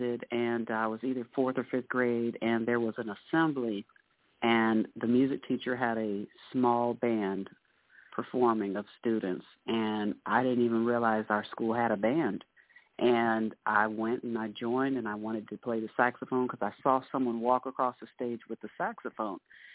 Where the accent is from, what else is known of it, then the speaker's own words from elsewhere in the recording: Orlando, Florida, United States; also born or lived in Lafayette, Louisiana; I live in Apopka, grew up in Orlando throughout my life, originally from Louisiana, and grew up here in Central Florida